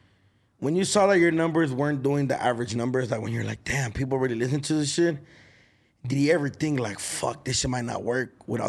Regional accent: Los Angeles, California, United States; being from downtown LA, I think it's overlooked. Like, when I tell people, I'm a DTLA baby

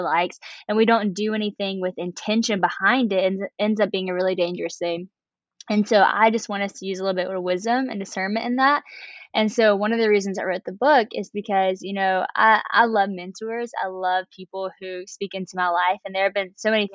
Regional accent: West Monroe, Louisiana, United States; I am from Louisiana, this small town called West Monroe

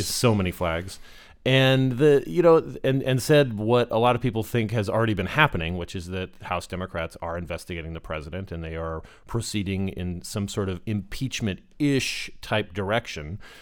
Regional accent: Arizona, United States; my home state of Arizona

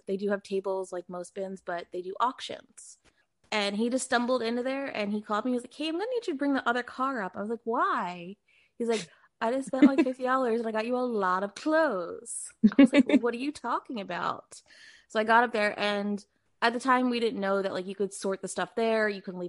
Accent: Philadelphia, Pennsylvania, United States; born or raised there; moved away as an adult; also born or lived in New York; now in California, United States

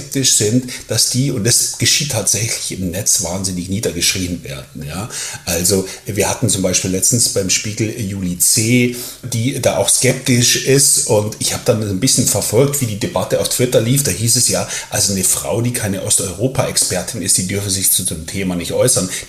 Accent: Germany; accent: German; ich spreche mit deutschem Akzent, werde ich natürlich ganz selbstverständlich gefragt, wo kommen Sie denn her? Und ich sage dann, ja, ich komme aus Deutschland.

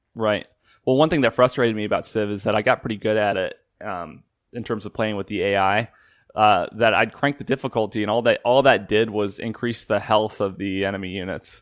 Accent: Illinois, United States; I'm from Illinois

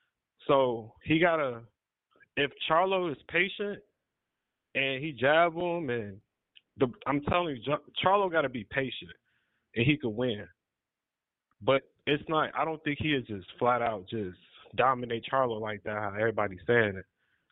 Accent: California, United States; now in Las Vegas, United States; I had to come and move to Vegas, man. I came from California, so yeah.

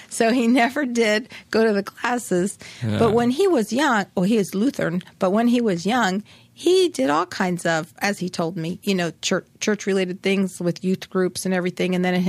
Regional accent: Easton, Pennsylvania, United States; moved away as an adult; My hometown of Easton

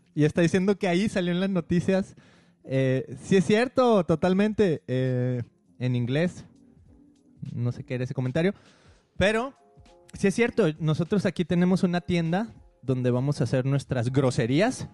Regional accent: Guadalajara, Jalisco, Mexico; moved away; siendo de, de nuestra ciudad natal, de ahí de Guadalajara, creciendo

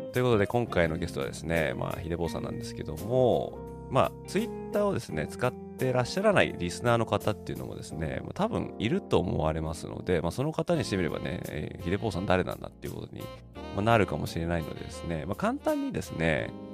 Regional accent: Tokyo, Japan; moved away; 私東京出身なんですけど

